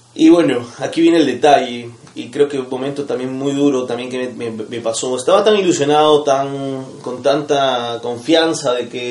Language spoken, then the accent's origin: Spanish; Cusco, Peru; moved away; vengo de Cusco